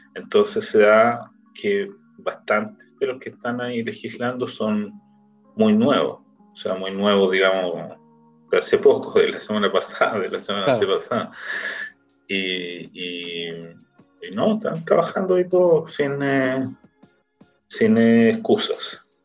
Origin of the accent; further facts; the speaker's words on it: Chile; now in Israel; nosotros como organización de chilenos